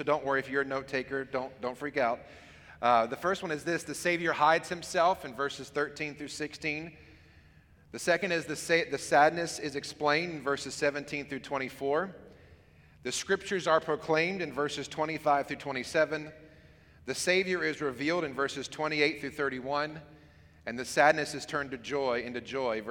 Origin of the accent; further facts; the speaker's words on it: Hampton, Virginia, United States; I grew up here in Hampton.